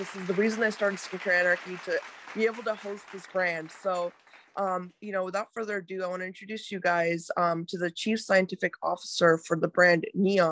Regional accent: India; I'm from India as well

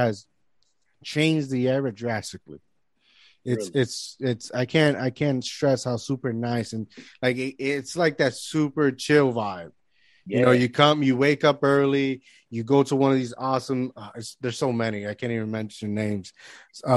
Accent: Lajas, Puerto Rico; moved away as an adult; now in Jersey City, United States; I grew up in Puerto Rico. I've been in Puerto Rico all my life. So I've been living here for the last 10, 11 years

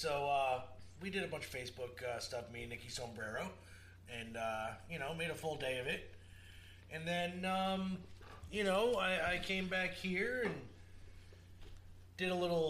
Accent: Portland, Oregon, United States; It's like, I'm from Portland, sir.

